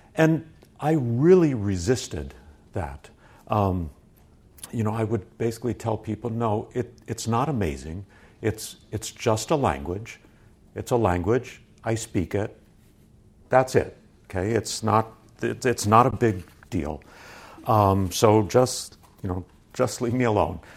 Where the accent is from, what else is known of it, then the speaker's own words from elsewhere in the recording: San Francisco, California, United States; I grew up around the San Francisco area